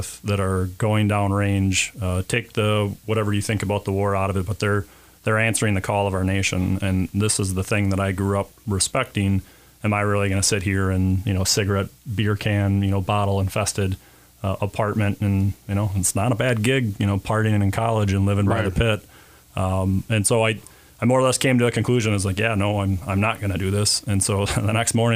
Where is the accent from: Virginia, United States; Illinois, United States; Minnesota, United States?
Minnesota, United States; Mankato; born and raised in Mankato. Grew up on the north end of town